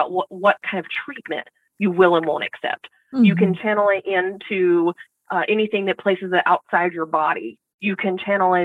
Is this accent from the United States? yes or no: yes; Southern United States, United States; I grew up in the Southern United States